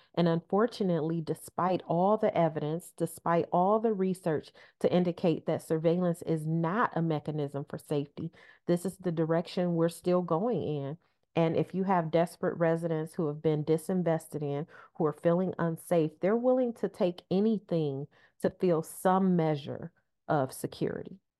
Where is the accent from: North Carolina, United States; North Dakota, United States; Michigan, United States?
Michigan, United States; Detroit; growing up in Detroit, uh, for a half century, for my entire life